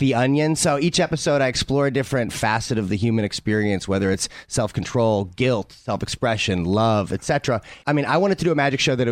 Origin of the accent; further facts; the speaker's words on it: St. Louis, Missouri, United States; I grew up in St. Louis, Missouri